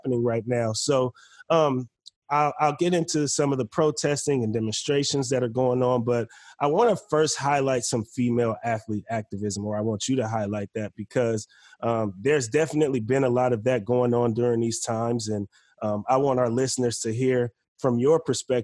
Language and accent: English; Bay Area, California, United States; moved away as an adult; now in Forest Grove, United States; me growing up in the Bay Area